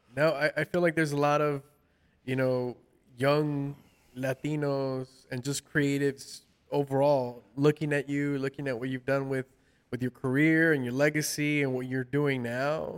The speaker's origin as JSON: {"language": "English", "town": "Los Angeles", "region": "California", "country": "United States", "said": "from Los Angeles uh, myself"}